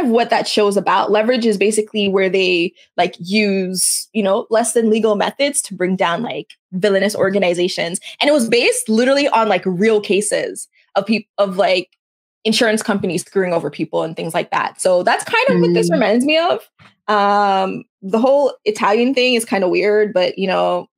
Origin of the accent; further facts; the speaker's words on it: Canada; I'm Canadian